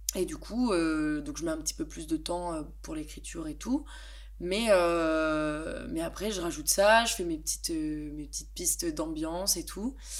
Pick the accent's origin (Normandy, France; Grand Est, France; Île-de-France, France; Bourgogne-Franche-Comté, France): Bourgogne-Franche-Comté, France; Besançon; moved away as an adult; now in Lyon, France; je viens de Besançon dans l'est de la France